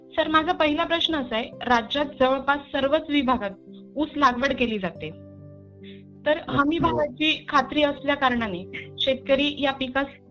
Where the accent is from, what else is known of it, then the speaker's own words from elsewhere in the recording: Jalgaon, Maharashtra, India; मी स्वतः जळगावची आहे